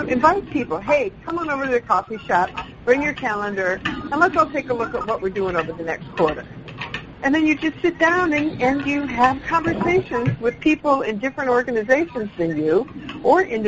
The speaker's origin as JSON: {"language": "English", "town": "Hampton", "region": "Iowa", "country": "United States", "said": "I came from Hampton, Iowa, that was a Main Street community"}